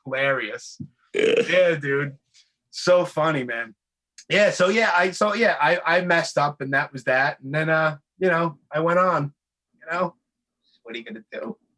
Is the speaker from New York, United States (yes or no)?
yes; New York City, New York, United States; born and raised in Brooklyn